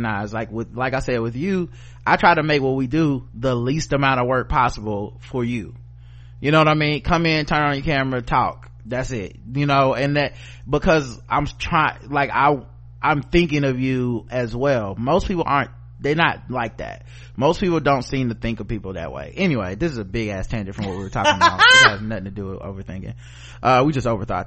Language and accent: English; the South, United States; I'm from the South